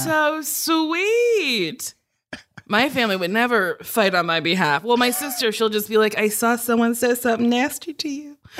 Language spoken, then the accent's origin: English; New Jersey, United States; I grew up in Jersey